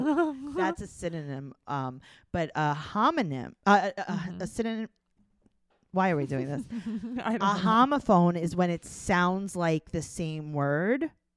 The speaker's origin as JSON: {"language": "English", "region": "Vermont", "country": "United States", "said": "I'm from Vermont."}